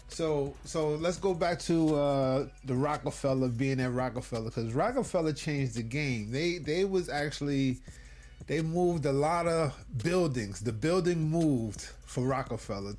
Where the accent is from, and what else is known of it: New York City, New York, United States